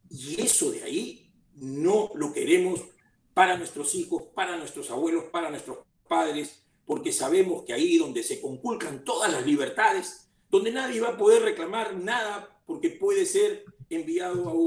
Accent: Peru; Porque todos somos peruanos, los de provincias y los de Lima

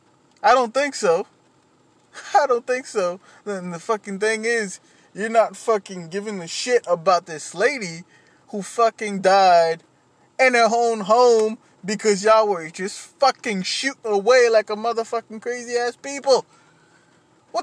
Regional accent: Haiti; moved away; When I was a kid, I grew up in Haiti.

